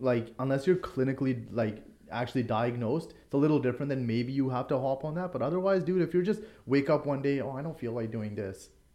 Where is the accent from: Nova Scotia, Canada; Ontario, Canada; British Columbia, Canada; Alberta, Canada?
British Columbia, Canada; Lower Mainland; I'm a guy from Lower Mainland